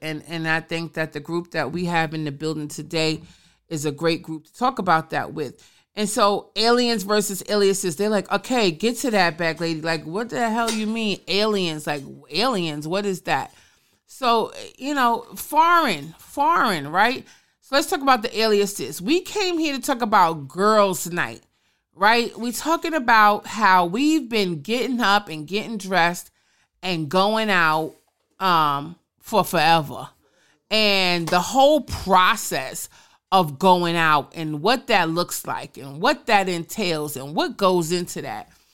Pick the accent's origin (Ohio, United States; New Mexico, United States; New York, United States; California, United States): New York, United States; New York City; also born or lived in Brooklyn; I may have been born and raised in the Boogie Down Bronx, but I became a woman in Brooklyn